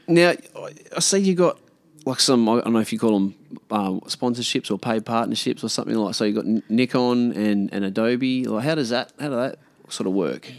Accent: Karratha, Western Australia, Australia; also born or lived in Perth; now in Port Hedland, Australia; I grew up in Karratha as a kid, um, and then we moved down to Perth

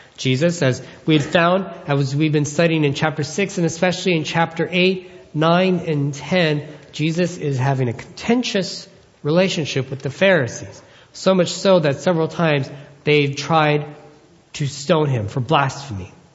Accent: Philippines; As a Filipino man

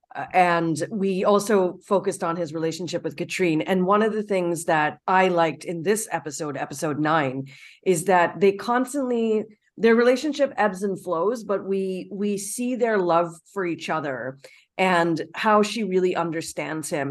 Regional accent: Canada; as a Canadian

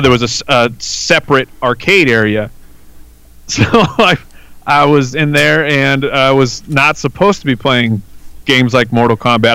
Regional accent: Arizona, United States; also born or lived in California; I've been in Arizona uh, essentially my entire life except for about a year or two I lived in California, but born and raised here

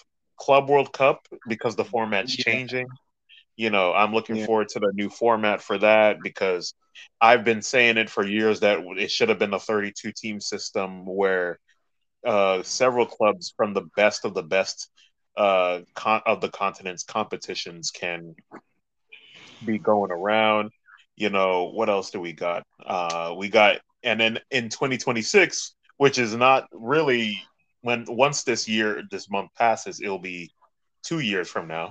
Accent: United States; my fellow Americans

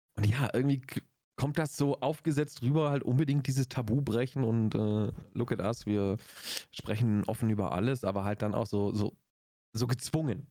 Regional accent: Augsburg, Bavaria, Germany; bei uns in Augsburg

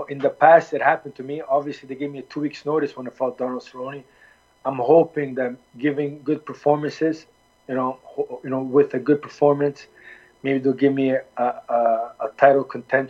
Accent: Halifax, Nova Scotia, Canada; also born or lived in Milwaukee, Wisconsin; I was born in Nova Scotia, Halifax. My parents came from Lebanon. I'm Lebanese-oriented. Was raised and born in Canada

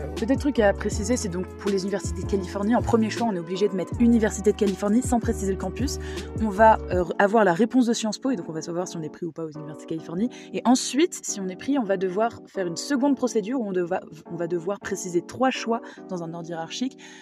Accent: Paris, Île-de-France, France; moved away as an adult; j'habitais toujours chez moi à Paris

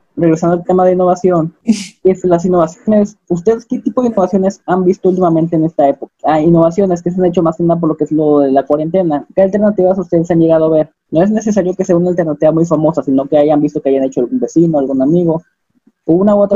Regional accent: Acapulco, Guerrero, Mexico; moved away; also born or lived in Coahuila; yo soy de Acapulco

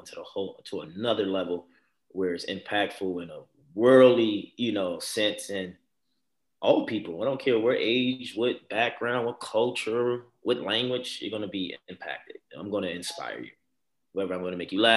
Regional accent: Baltimore, Maryland, United States; born or raised there

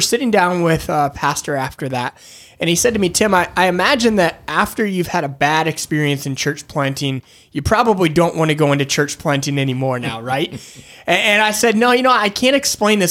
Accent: Michigan, United States; moved away as an adult; also born or lived in Northeast US; now in Northeast, United States; I grew up in Michigan, uh, moved to the Northeast uh, about 11 years ago

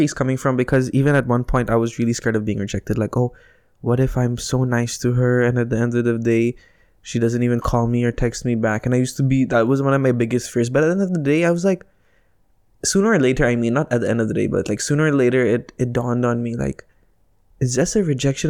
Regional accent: United Arab Emirates; accent: Indian; Janine and I were, were raised here in this country.

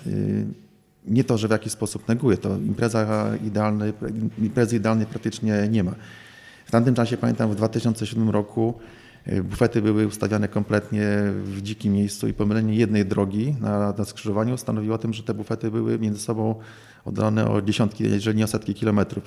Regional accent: Warsaw, Masovian Voivodeship, Poland; moved away; also born or lived in Białystok / Podlasie; urodziłem się i, i, mieszkałem większość swojego czasu, większość życia w Warszawie

